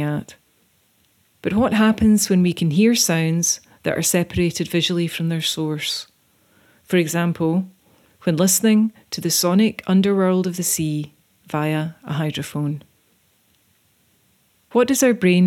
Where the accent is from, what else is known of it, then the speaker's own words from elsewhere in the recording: Isle of Iona, Scotland, United Kingdom; I'm an artist from the Isle of Iona.